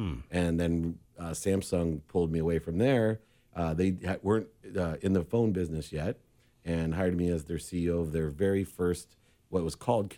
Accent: San Diego, California, United States; moved away as an adult; also born or lived in Los Angeles, United States; now in Orange County, United States; But I grew up here in San Diego all the way from Weinberger Elementary, Lewis Junior High School, Patrick Henry High School.

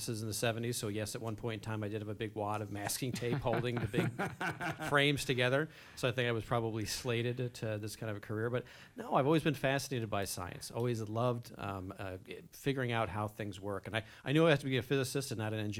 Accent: United States; moved away as an adult; also born or lived in Pittsburgh / Michigan / Kansas City / Philadelphia; now in San Diego, United States; I grew up in New York and New Jersey

